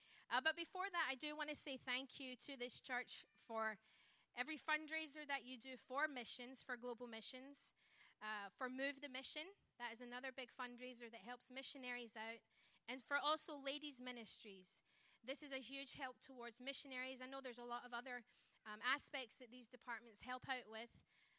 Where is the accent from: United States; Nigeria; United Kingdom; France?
United Kingdom; Scotland; born there; accent: Scottish; I don't have an American accent for that reason. I was born in Scotland. I am a missionary kid, so that's where my twang comes from.